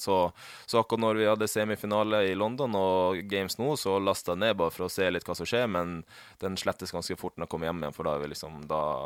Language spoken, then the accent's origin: Norwegian; Finnmark, Norway; now in Oslo, Norway; jeg er jo fra Finnmark, og det er jo mye natur